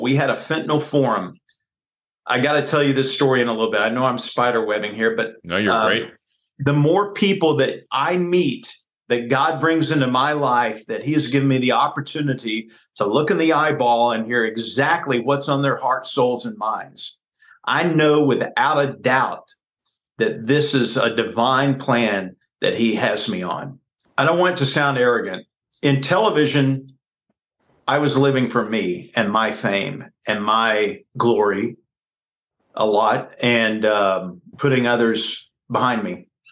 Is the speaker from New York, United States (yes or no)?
no; Baytown, Texas, United States; moved away as an adult; also born or lived in Waco, Texas / West Palm Beach, Florida / Dallas, Texas; now in Kansas City, United States; I I grew up in Baytown, Texas, which is 20 miles east of Houston on the Houston Ship Channel